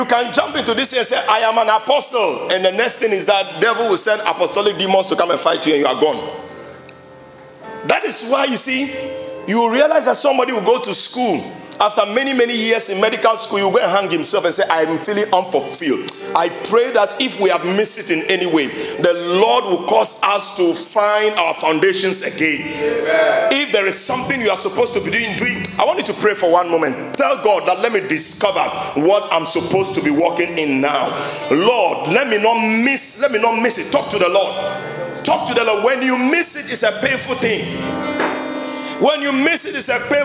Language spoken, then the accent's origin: English; Ashaiman, Greater Accra, Ghana; when we were growing up in Ashima